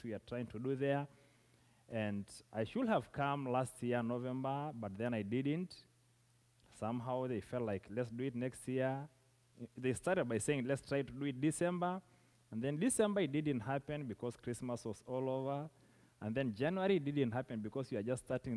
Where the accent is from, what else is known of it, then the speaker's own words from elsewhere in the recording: southern Kenya, Kenya; I come from Kenya, that is East Africa, from a community of a people called the Maasais, who live in the southern part of Kenya